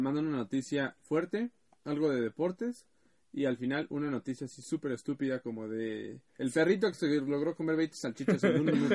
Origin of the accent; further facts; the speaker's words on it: Ecatepec, State of Mexico, Mexico; soy del Estado de México y sabrán mejor, soy de Ecatepec